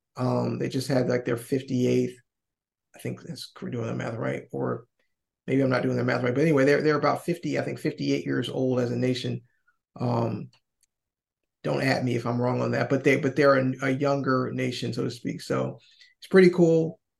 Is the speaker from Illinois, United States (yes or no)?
no; Alabama, United States; we're black people from Alabama